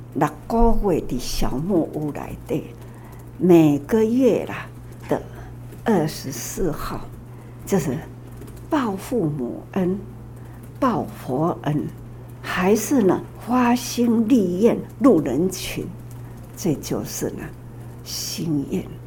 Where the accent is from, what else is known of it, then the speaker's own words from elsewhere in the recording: Taiwan; 我们台湾